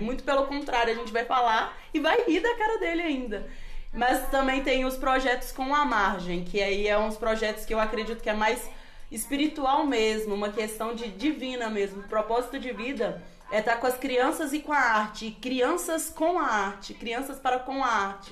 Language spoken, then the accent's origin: Portuguese; Belo Horizonte, Minas Gerais, Brazil; Eu nasci em Belo Horizonte, mas tem anos e anos que eu moro ali, naquela região da Noroeste, Confisco, São Mateus